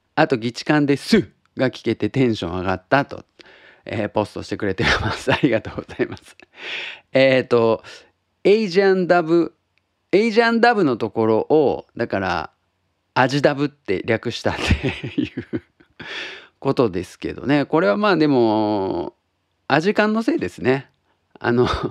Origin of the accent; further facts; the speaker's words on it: Tottori, Japan; now in Osaka, Japan; 僕が鳥取生まれギターポップ育ち